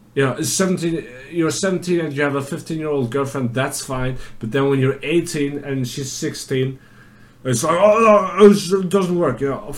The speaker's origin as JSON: {"language": "English", "country": "Germany", "said": "where are you from? I said, Germany"}